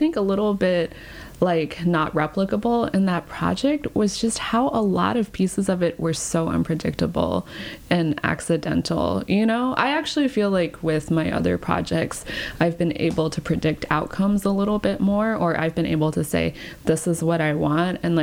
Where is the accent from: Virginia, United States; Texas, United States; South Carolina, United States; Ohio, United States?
Texas, United States; Round Rock; moved away as an adult; also born or lived in China / California; I was raised in Texas.